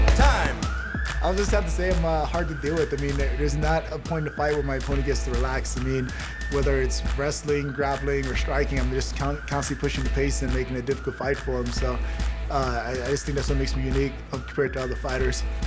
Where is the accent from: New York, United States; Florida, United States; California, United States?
New York, United States; New York City; I grew up in Brooklyn, New York